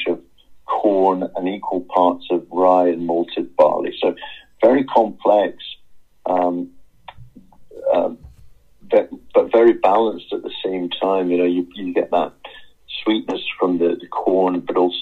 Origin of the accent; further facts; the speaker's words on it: Edinburgh, Scotland, United Kingdom; from my days growing up in Edinburgh